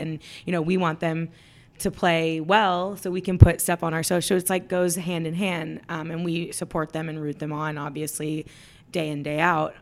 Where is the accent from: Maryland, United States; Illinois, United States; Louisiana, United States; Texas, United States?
Texas, United States; Dallas; I'm from Dallas. I was born and raised here